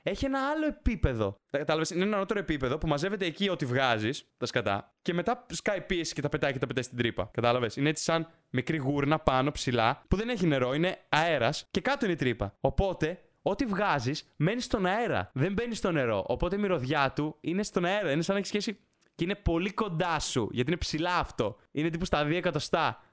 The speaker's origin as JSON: {"language": "Greek", "country": "Greece", "said": "η φύση μας σαν Έλληνες"}